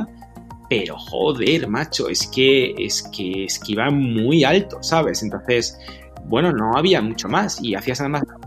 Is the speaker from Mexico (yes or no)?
no; Madrid, Community of Madrid, Spain; also born or lived in Galicia; He nacido en Madrid, Galicia, por supuesto